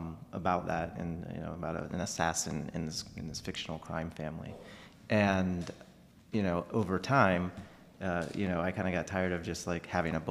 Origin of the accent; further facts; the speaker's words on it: Angola, New York, United States; moved away; also born or lived in Eden, New York; I'm from the Buffalo area. Grew up in Angola and Eden